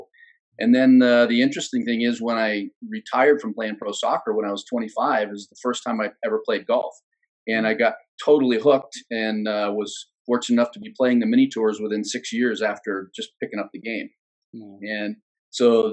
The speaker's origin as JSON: {"language": "English", "country": "United States"}